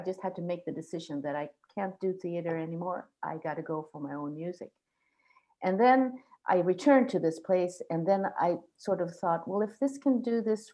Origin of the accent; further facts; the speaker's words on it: Gothenburg, Västra Götaland, Sweden; English is a second language; also born or lived in southern Sweden / Stockholm; now in Gotland, Sweden; I come from Gothenburg from the beginning, and lived both in the south part of Sweden and then in Stockholm for a good many years.